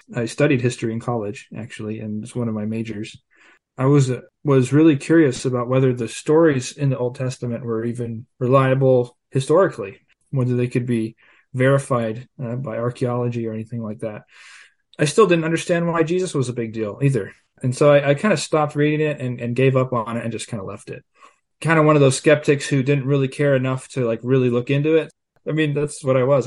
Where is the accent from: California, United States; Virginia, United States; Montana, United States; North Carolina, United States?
California, United States; I grew up here in California in a small town on a farm.